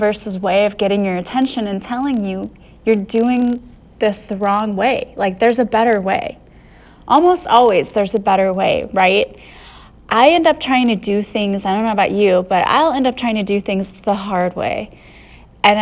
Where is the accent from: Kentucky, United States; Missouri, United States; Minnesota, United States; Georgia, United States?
Missouri, United States; St. Louis; I'm from St. Louis